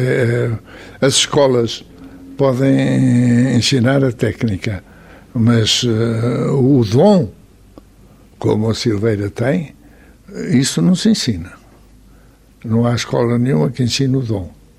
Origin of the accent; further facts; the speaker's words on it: Porto, Norte, Portugal; sou nascido do Porto, vivo no Porto